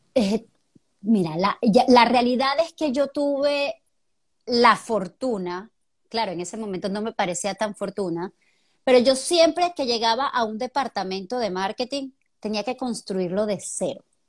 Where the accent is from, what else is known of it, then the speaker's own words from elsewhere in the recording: Venezuela; moved away as an adult; now in Panama; somos igualitos, venezolanos